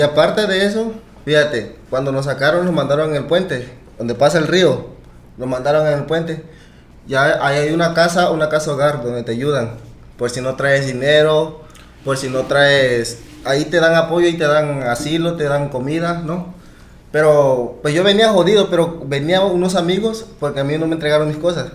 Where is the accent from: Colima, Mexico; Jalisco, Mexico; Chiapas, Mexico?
Chiapas, Mexico; Arriaga; moved away; also born or lived in United States; así llegué a, Chiapas, donde en mi tierra